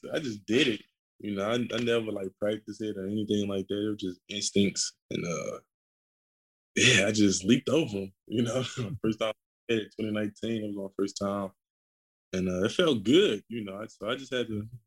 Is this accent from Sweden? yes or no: no; St. Louis, Missouri, United States; where I'm from St. Louis, you know, the South Side, so it was a little rough